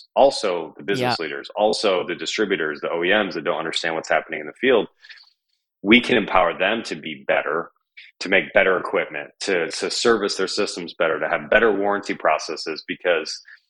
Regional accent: Michigan, United States; growing up in Michigan

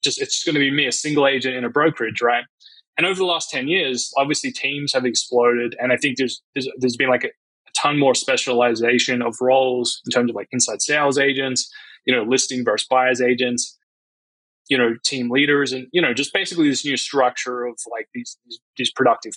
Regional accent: Australia; moved away as an adult; now in United States; I grew up in Australia

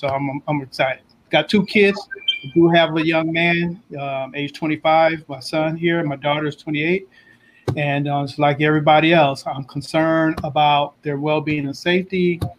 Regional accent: Los Angeles, California, United States; now in Sacramento, United States; born and raised in Southern California, South Central area, currently live in Sacramento.

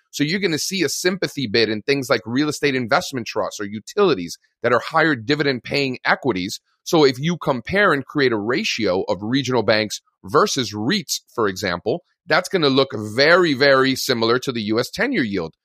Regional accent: Miami, Florida, United States; moved away as an adult; also born or lived in Fairfield, Connecticut; I grew up in Miami, in Florida

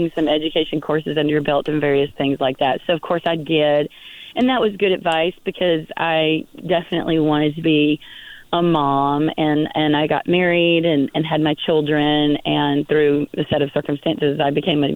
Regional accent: Birmingham, Alabama, United States; now in Coachella Valley, United States; I was born in Birmingham, Alabama

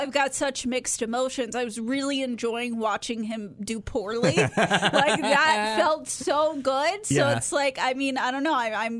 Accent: Houston, Texas, United States; growing up in Houston

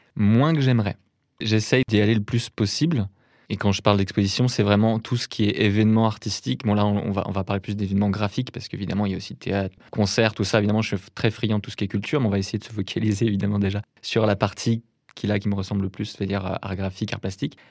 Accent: north of Rennes, Brittany, France; je viens d'une petite ville de Bretagne, au nord de Rennes, qui s'appelle Béton.

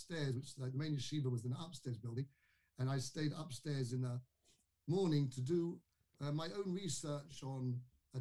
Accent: London, United Kingdom; moved away; I was brought up in London, in a town called Kingsbury, one of the suburbs of London.

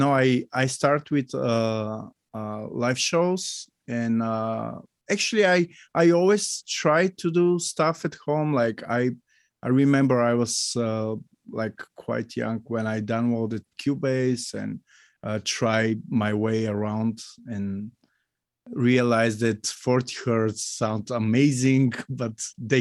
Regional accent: Bulgaria; So hi, once more. … from Bulgaria, as Steve mentioned already.

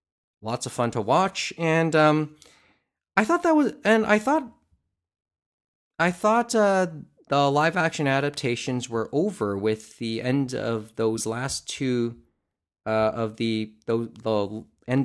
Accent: Canada; it's kind of illustrates one of the frustrations of being Canadian.

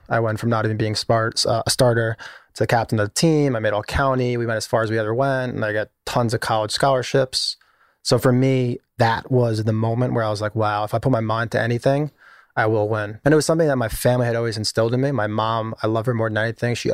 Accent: East Meadow, New York, United States; I grew up in Long Island in a place called East Meadow, middle class Long Island.

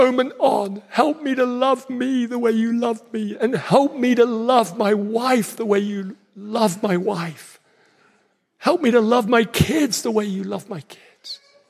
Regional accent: Nigeria; that means he sounds an awful lot like my friends I grew up with in Nigeria.

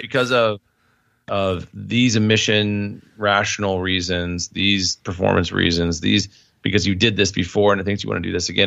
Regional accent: Indiana, United States; moved away as an adult; now in Illinois, United States; I was born in Indiana. Um, I, you know, lived there temporary, I mean, before I, I left in college.

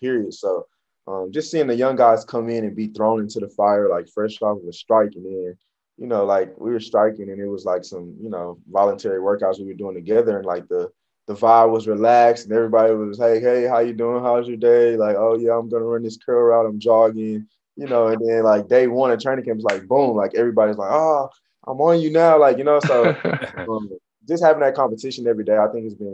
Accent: United States; I am American

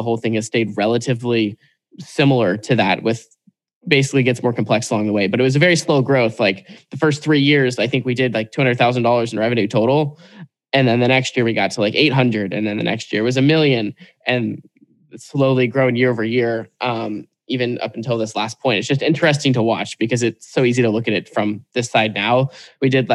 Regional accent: Portland, Oregon, United States; growing up in Portland, Oregon, I'm like 5-10 minutes from Nike headquarters here.

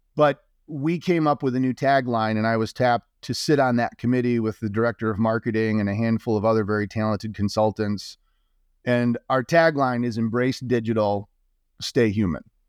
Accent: Marshall, Michigan, United States; I grew up in Little Marshall, Michigan

